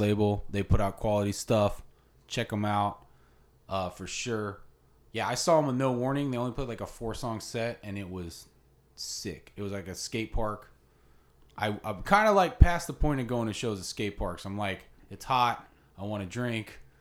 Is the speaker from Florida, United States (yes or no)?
yes; Ocala, Florida, United States; I'm from Ocala, original Ocala bad boy